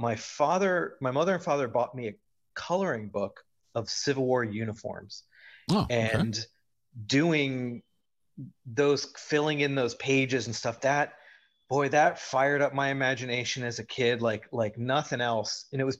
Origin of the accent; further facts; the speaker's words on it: New Jersey, United States; born there; also born or lived in Pennsylvania / North Carolina; I grew up in the East. I was born in New Jersey and lived in Pennsylvania and North Carolina.